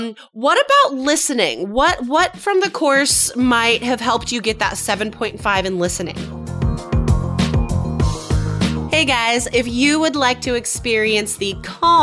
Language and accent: English; United States; also born or lived in Taiwan; I'm American